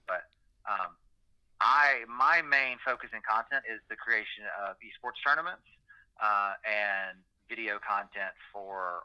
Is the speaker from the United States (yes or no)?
yes; Alabama, United States; I grew up in Alabama